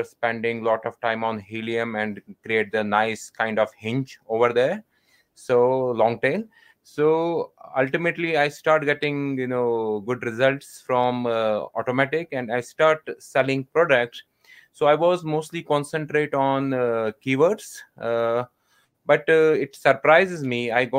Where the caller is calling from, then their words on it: Jammu and Kashmir, India; I'm calling from India, North Kashmir at the moment.